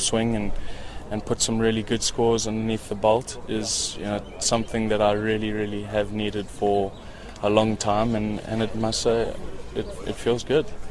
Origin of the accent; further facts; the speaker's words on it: Gauteng, South Africa; in my home country and, and in my home province